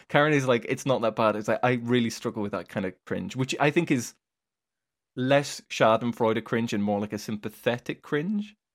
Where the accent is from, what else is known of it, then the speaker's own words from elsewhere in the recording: United Kingdom; it sounds weird as a British person being like, "Bruschetta."